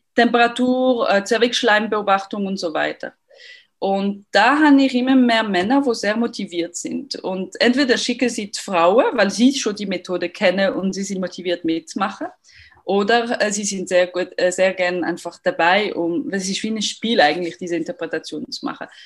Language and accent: German; Lausanne, Vaud, Switzerland; accent: French; German is a second language; moved away; Ich bin aus Lausanne ursprünglich, deswegen mein, mein französischer Akzent